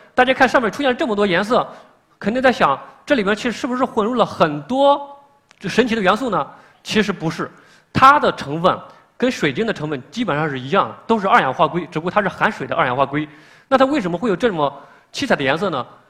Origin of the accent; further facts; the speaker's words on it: China; 我们中国人